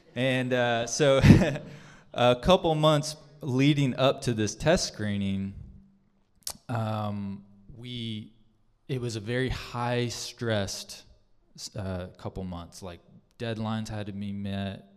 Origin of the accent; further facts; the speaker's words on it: Arizona, United States; moved away as an adult; also born or lived in Casa Grande, Arizona / Phenix City, Alabama; I am from Arizona. Gabby and I are from Arizona.